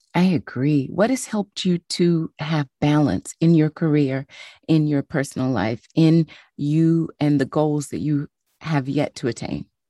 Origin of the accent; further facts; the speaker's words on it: Tennessee, United States; moved away; also born or lived in New York; I'm from Tennessee, so cold to me is New York